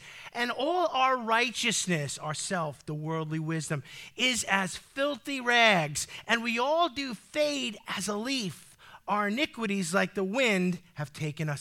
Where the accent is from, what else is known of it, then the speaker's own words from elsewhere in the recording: United States; As an American with freedom in my DNA